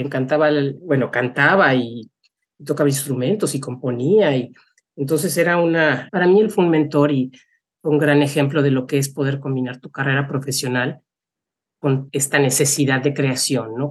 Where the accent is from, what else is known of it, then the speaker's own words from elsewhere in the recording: Mexico City, Mexico; moved away as an adult; also born or lived in Monterrey, Mexico / Chicago, United States; now in United States; yo nací en Monterrey, pero me crié en la Ciudad de México